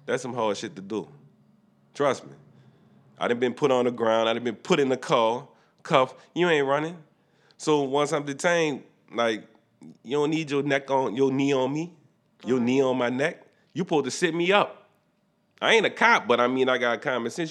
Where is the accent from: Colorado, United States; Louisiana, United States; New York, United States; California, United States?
Louisiana, United States; New Orleans; we from New Orleans